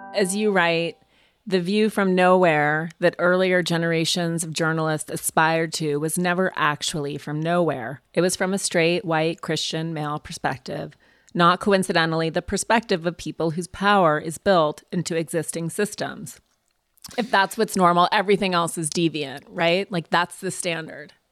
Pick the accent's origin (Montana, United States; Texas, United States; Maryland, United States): Montana, United States; I grew up in Montana